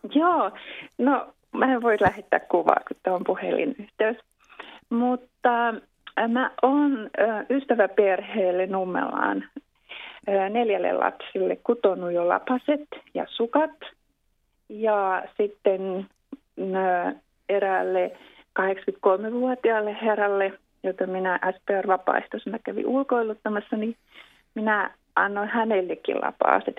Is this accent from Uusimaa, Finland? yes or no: yes; Helsinki, Uusimaa, Finland; now in Espoo, Finland; olen syntynyt Helsingissä, mutta kyllä mä nyt pääosin täällä olen Espoossa asunut vuosikymmenet.